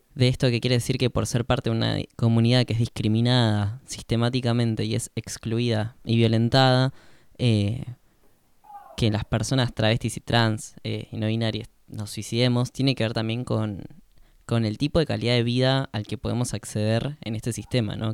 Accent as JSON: {"language": "Spanish", "country": "Argentina", "said": "el resto somos eh, argentinos nativos"}